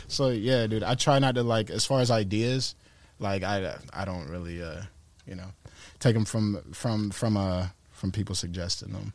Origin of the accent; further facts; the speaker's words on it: Tampa, Florida, United States; I'm from Tampa